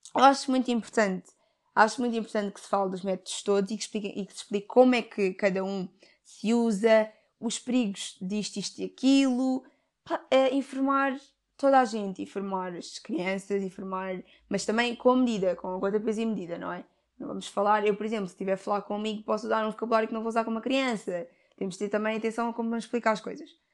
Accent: Portugal; eu tenho ascendência africana, os meus pais são africanos, mas eu nasci em Portugal

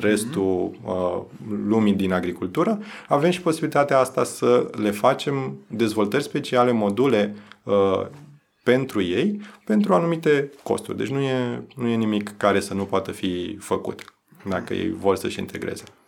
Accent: Romania; noi ca și români

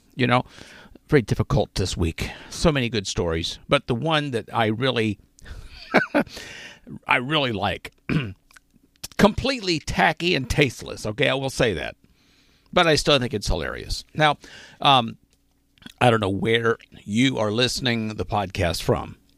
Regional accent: Arkansas, United States; now in Pennsylvania, United States; I grew up in Arkansas

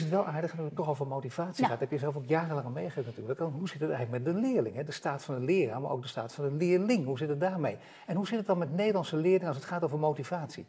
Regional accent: Netherlands; daar zijn wij Nederlanders ook belangrijk

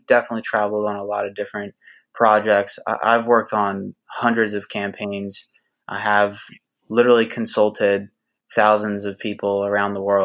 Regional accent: Philadelphia, Pennsylvania, United States; also born or lived in Hollywood, California; now in Los Angeles, United States; I'm from Philadelphia, PA, and I live in Hollywood, California.

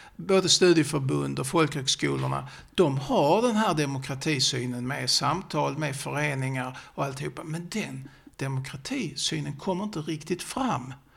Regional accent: Sjöbo, Skåne, Sweden; accent: Scanian (skånska); jag pratar ju skånska så jag har mina rötter i Sjöbo

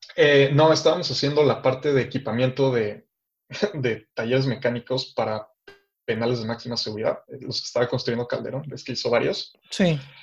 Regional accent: Mexico City, Mexico; moved away as an adult; also born or lived in Guadalajara; now in Los Angeles, United States; yo soy de la Ciudad de México

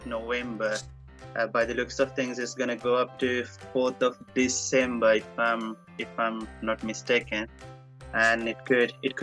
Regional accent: Colombo, Western Province, Sri Lanka; moved away as an adult; now in England; I am from Colombo, yeah. That's my home.

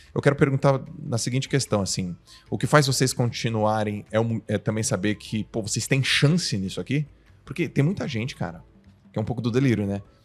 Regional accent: Santos, São Paulo, Brazil; eu sou de Santos

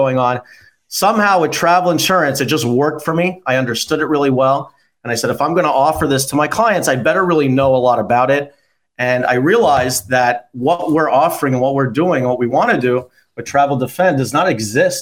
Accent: Toronto, Ontario, Canada; I was one of the best pitchers in Canada growing up in Toronto

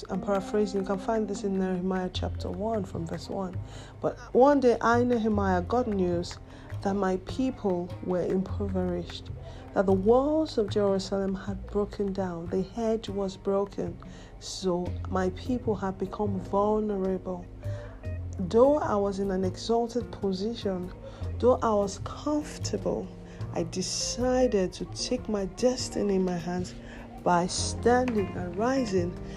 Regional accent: Nigeria; My home country is Nigeria

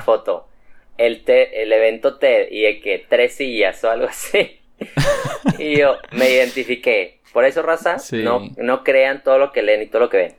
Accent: Mexico; also born or lived in Monterrey; soy mexicano

